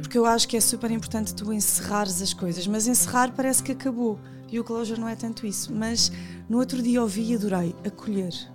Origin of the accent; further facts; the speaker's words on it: Lisbon, Portugal; also born or lived in Odivelas; eu nasci e vivi em Benfica com o meu pai